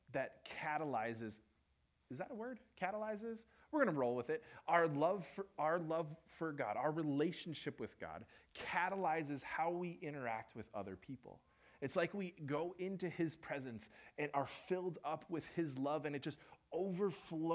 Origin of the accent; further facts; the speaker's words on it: Minnesota, United States; we're from Minnesota